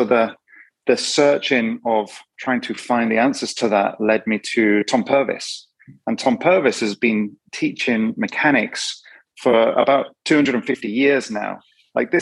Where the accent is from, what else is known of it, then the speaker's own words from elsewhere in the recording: Yorkshire and the Humber, United Kingdom; I'm from Yorkshire, so rugby league and football and all different things.